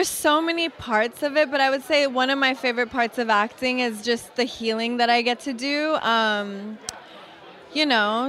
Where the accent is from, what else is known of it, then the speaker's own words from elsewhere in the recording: Los Angeles, California, United States; growing up